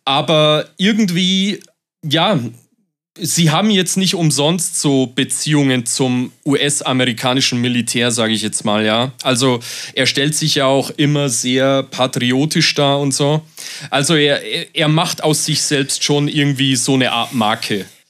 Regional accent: Germany; bei uns in Deutschland

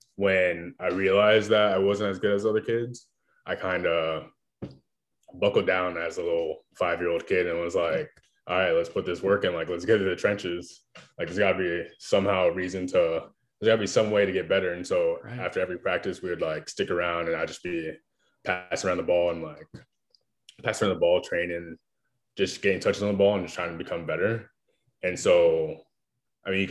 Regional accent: South Florida, United States; I was born and raised in South Florida

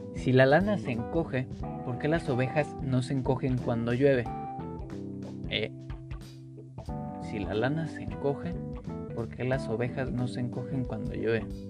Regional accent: Mexico

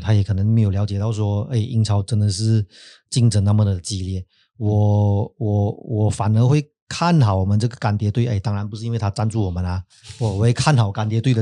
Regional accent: Malaysia; 我们马来西亚人

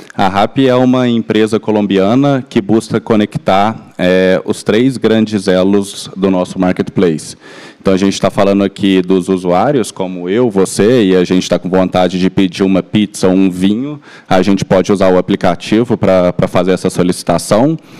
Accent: Belo Horizonte, Minas Gerais, Brazil; accent: mineiro; moved away as an adult; now in São Paulo, Brazil; vocês já devem ter reparado também pelo meu, pelo meu sotaque, eu sou, sou mineiro, sou de BH

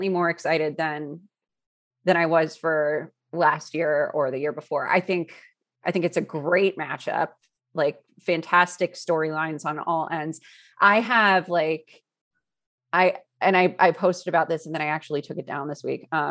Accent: Cleveland, Ohio, United States; moved away; I was born in Cleveland

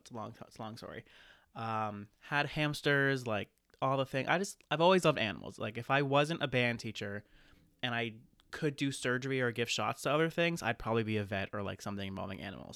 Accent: Maine, United States; also born or lived in New Hampshire; I grew up, uh, born and raised in Maine, went to college in New Hampshire, came back to Maine here ever since.

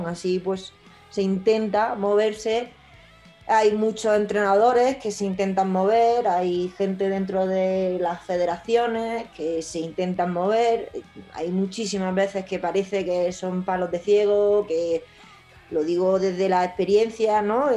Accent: Spain; los españoles tenemos la suerte de tener una seguridad social

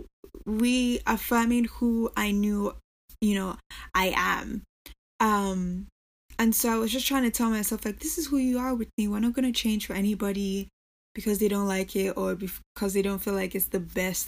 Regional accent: Nigeria; moved away as an adult; also born or lived in United States / England; now in New York, United States; So I grew up in Nigeria, but I was born in America. So I spent most of my years in Nigeria

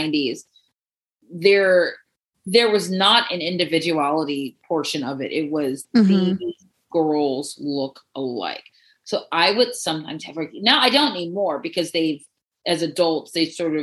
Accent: Baltimore, Maryland, United States; moved away as an adult; also born or lived in Miami, Florida / West Palm Beach, Florida / York, Pennsylvania; I am from Baltimore, Maryland, where I now again live.

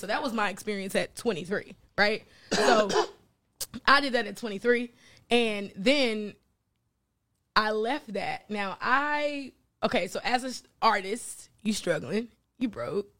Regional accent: North Carolina, United States; moved away as an adult; also born or lived in Florida / New York / Virginia; I'm from North Carolina, right? Shout out to Greensboro, North Carolina.

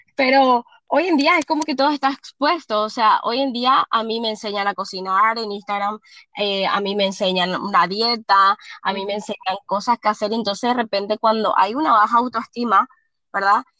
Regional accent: Asunción, Paraguay; Yo soy de Paraguay, de Asunción, Paraguay, soy nutricionista

